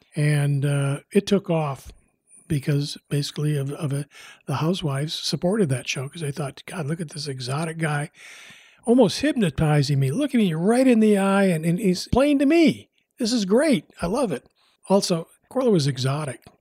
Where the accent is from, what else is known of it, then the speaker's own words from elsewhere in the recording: Midwest, United States; now in Bay Area, United States; I grew up in the Midwest